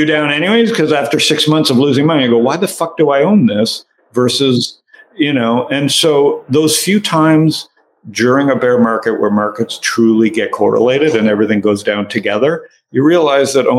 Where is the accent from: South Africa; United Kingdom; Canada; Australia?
Canada; now in United States; I'm Canadian living in America